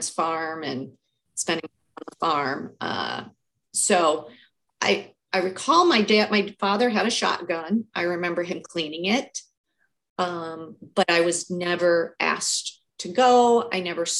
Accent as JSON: {"language": "English", "town": "Cleveland", "region": "Ohio", "country": "United States", "tie": "born or raised there", "said": "I grew up in Cleveland, Ohio, city kid"}